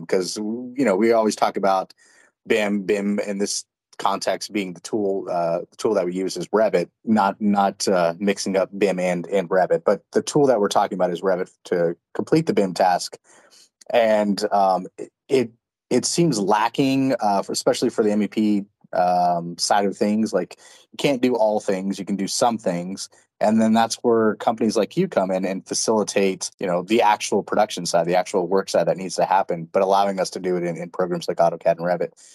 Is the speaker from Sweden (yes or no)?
no; Texas, United States; I grew up in Texas